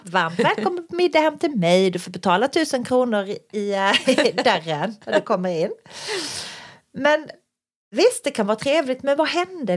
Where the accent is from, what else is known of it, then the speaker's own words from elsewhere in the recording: Skåne, Sweden; vi är skåningar själva